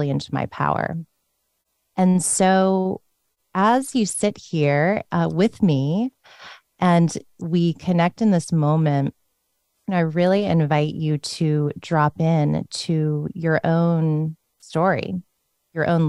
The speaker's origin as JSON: {"language": "English", "region": "Northern Virginia", "country": "United States", "tie": "born or raised there", "said": "I grew up in Northern Virginia in a Buddhist Christian home"}